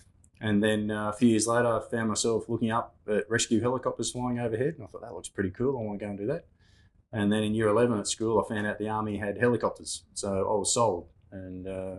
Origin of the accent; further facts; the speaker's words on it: Katoomba, New South Wales, Australia; Born and raised in Katoomba in the Blue Mountains in New South Wales.